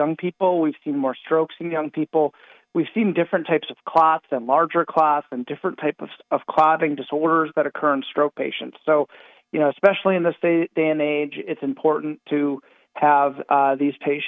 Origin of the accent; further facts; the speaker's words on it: Northeast Ohio, United States; I'm from the Northeast Ohio area.